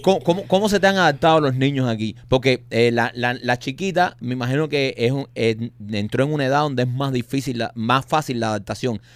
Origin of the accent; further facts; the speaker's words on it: Cuba; como los cubanos